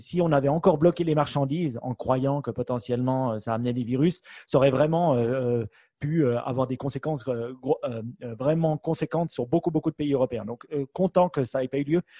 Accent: Switzerland; chez nous en Suisse

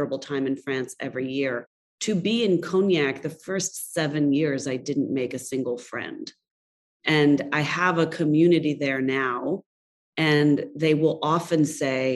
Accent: New York, United States; as a New Yorker

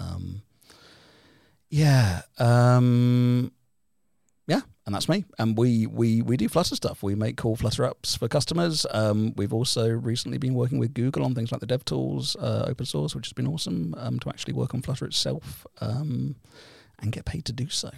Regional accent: United Kingdom; now in Helsinki, Finland; we are both British

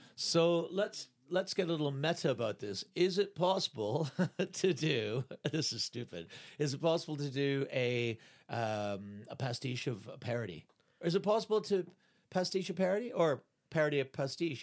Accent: Canada; moved away; I'm Canadian.

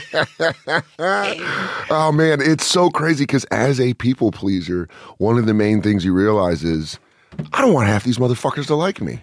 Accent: Aurora, Colorado, United States; moved away; also born or lived in Hartford, Connecticut; I'm from Aurora, Colorado

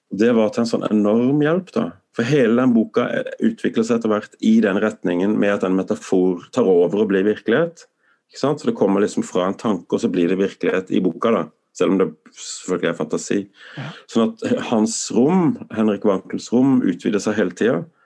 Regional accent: Tromøya, Agder, Norway; moved away; also born or lived in Sweden; Tromøya der jeg vokste opp

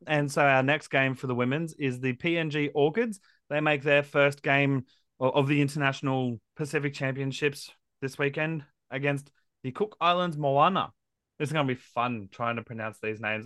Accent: Queensland, Australia; as a Queenslander

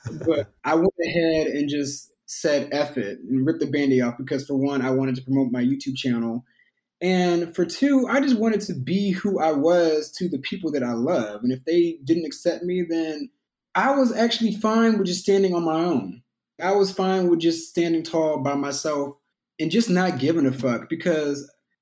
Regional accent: Houston, Texas, United States; growing up in Houston

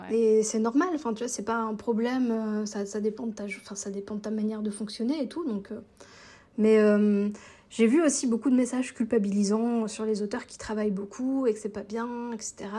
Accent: Alsace, Grand Est, France; now in Switzerland; J'habite en Suisse, mais je suis française d'origine alsacienne

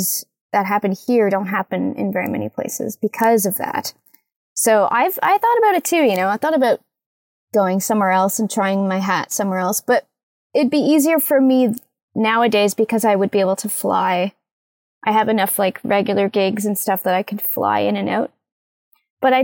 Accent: Ajax, Ontario, Canada; now in Toronto, Canada; I was born in Ajax. And then I moved to Toronto to go to school

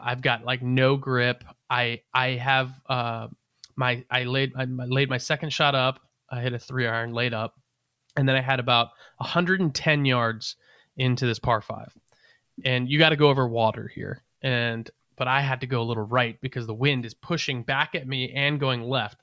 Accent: Northern Virginia, United States; I'm from Northern Virginia, Appalachian Mountain area. Like I'm used to some pretty cold shit. It gets cold where I'm from.

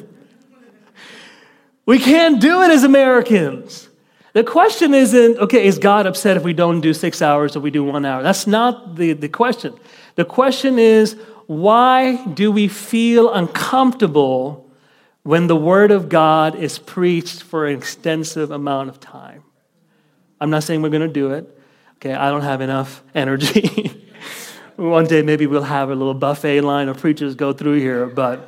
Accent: Kuwait; moved away; I was raised in the Middle East in the country of Kuwait

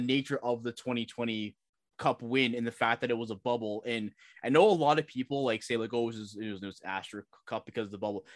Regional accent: Toronto, Ontario, Canada; growing up in Toronto

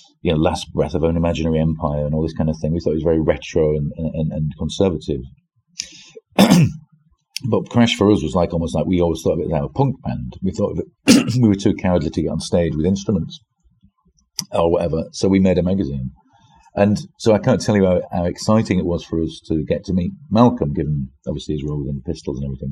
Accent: Yorkshire and the Humber, United Kingdom; moved away as an adult; also born or lived in London; I'm from Yorkshire

